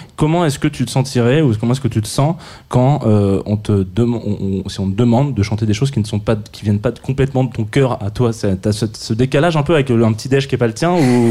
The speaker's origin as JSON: {"language": "French", "region": "south of France", "country": "France", "said": "je viens du sud de la France"}